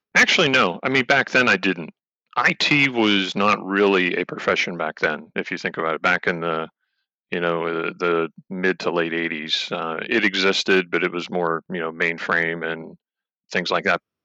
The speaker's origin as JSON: {"language": "English", "town": "Finleyville", "region": "Pennsylvania", "country": "United States", "tie": "born or raised there", "said": "I grew up in a town called uh, Finleyville, PA, which is in the, the western part of the state, just below Pittsburgh"}